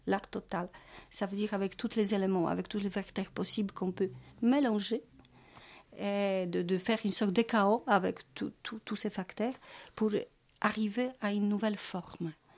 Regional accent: Wrocław, Lower Silesian Voivodeship, Poland; French is a second language; moved away as an adult; also born or lived in Kraków; now in Paris, France; je suis née à Wrocław, c'est ma ville natale. Alors déjà, quand j'étais au collège, j'ai suivi euh, j'ai de, oui, des ateliers de, travail de Grotowski

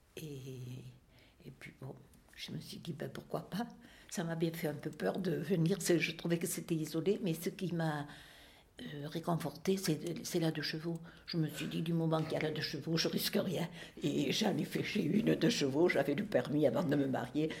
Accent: Marcillac-Vallon, Occitania, France; moved away as an adult; also born or lived in Lugagnac / Ligonin (Aveyron); Je suis née à Marciac, euh, d'une famille de cinq enfants

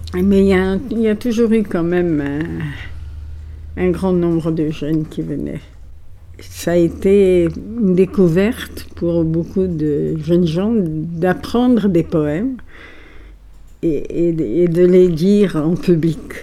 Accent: Alexandria, Alexandria Governorate, Egypt; born or raised there; first language Italian; French is a second language; moved away as an adult; also born or lived in Paris

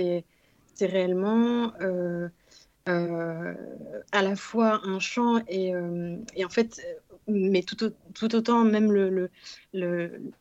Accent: Morocco; quelque chose qui bah, nous parle en tant que Marocain aussi

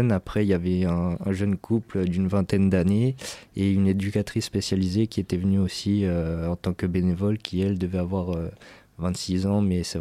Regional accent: France; accent: French; nous, avec notre accent anglais qu'on a de français

